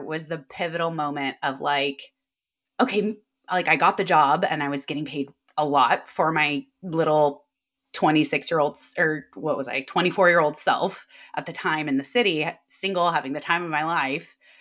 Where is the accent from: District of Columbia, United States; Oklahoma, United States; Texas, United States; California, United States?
California, United States; Davis; also born or lived in San Diego, California / San Francisco, California; I'm from Sacramento, California, a small town outside of it called Davis. Most people are like, "Oh, U C Davis." But I didn't go to U C Davis. I just grew up there, and that's where I live now